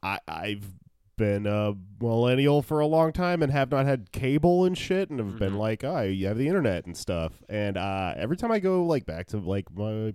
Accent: Texas, United States; I grew up in Texas

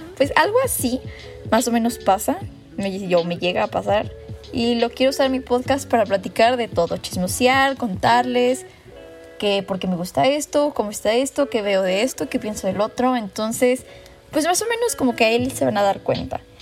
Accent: Mexico; soy súper mexicana

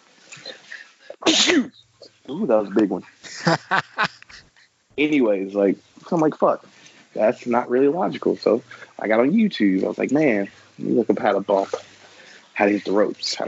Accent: Tennessee, United States; Tennessee. I'm not from Kentucky

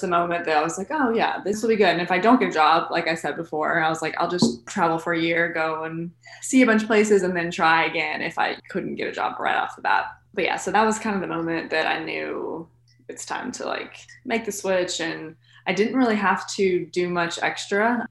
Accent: Lexington, Kentucky, United States; I was born in Lexington, lived here my whole life elementary through high school here

